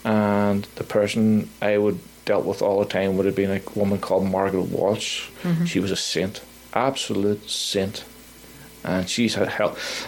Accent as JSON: {"language": "English", "town": "Belfast", "region": "Northern Ireland", "country": "United Kingdom", "tie": "born or raised there", "moved": "yes", "lives_now": "Nova Scotia, Canada", "said": "my life growing up in Belfast, what it was like to live through the Troubles, what it was like to lose friends within the Troubles"}